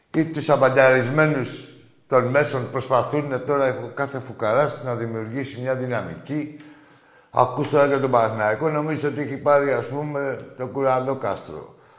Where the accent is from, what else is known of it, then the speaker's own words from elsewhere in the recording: Piraeus, Attica, Greece; από τον Πειραιά και δουλεύω στο λιμάνι